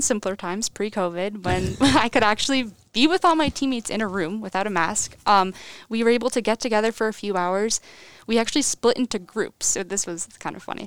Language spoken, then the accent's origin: English; Cheshire, Connecticut, United States; I'm from Cheshire, Connecticut. I went to Cheshire High School